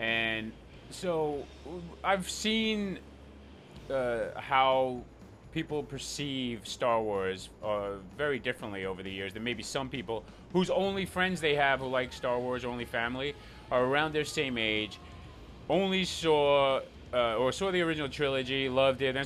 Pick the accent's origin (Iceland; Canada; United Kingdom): Iceland; I grew up in Iceland